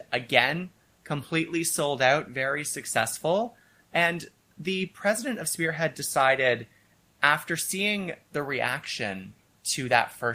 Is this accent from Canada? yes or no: yes; Kingston, Ontario, Canada; also born or lived in Edmonton; I am originally from Kingston, but I started doing drag in Edmonton. So as a drag queen, I'm an Edmontonian drag queen, but I am a Kingstonian. I was born, raised here